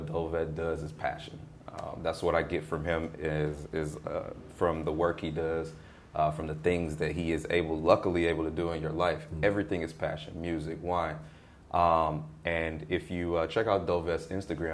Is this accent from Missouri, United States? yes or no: yes; St. Louis, Missouri, United States; I grew up in St. Louis, kind of divided family